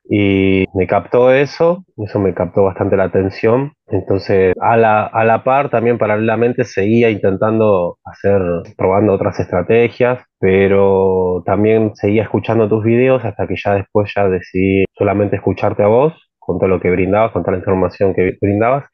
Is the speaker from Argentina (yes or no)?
yes; Argentina; en mi país, poner en Argentina acá